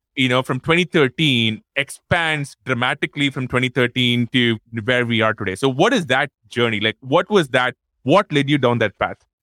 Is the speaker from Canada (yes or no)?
no; Chennai, Tamil Nadu, India; moved away; we are both from Chennai